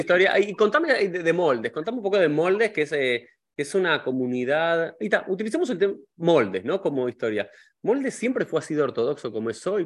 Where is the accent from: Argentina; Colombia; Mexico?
Argentina; nosotros dos que somos argentinos